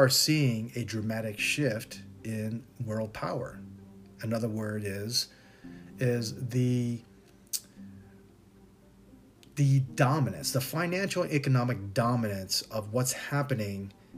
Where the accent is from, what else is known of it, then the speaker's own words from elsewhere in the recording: Tucson, Arizona, United States; growing up in Tucson, Arizona, going to Mexico to go fishing was a trip that we often took with our family